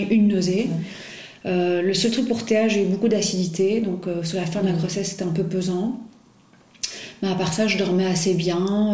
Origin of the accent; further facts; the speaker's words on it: Belgium; also born or lived in Paris / Brussels; je suis belge, j'habite à Bruxelles.